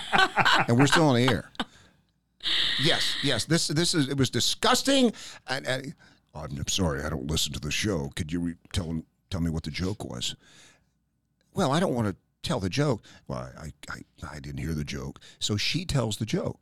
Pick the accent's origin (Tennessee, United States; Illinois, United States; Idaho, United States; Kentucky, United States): Tennessee, United States; Knoxville; moved away as an adult; also born or lived in Richmond, Virginia / Pittsburgh, Pennsylvania / Charlotte, North Carolina; now in Lee's Summit, United States; I grew up in Knoxville, Tennessee